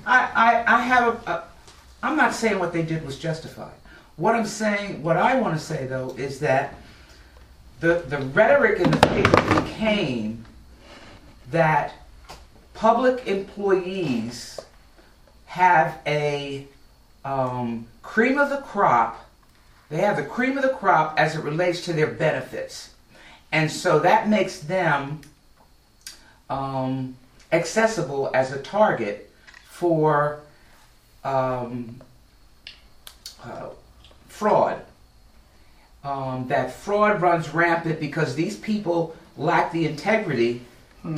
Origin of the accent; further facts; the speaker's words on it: Atlantic County, New Jersey, United States; I've lived in Atlantic County almost all of my life. I was born here.